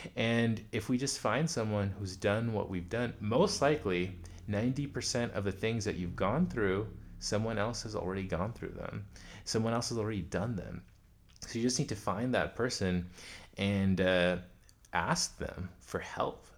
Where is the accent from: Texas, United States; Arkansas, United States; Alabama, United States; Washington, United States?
Arkansas, United States; Pine Bluff; moved away; also born or lived in New York / Phoenix, Arizona; I was born in New York, but we moved to Pine Bluff, Arkansas.